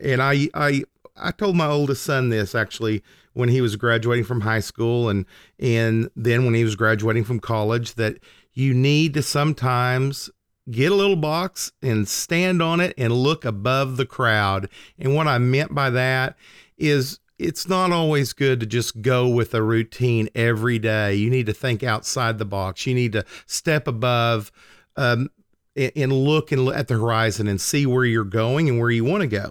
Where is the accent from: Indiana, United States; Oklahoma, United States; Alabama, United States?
Oklahoma, United States; I was driving from my small town that I grew up in, that I still lived in, to Oklahoma City, which was about an hour drive.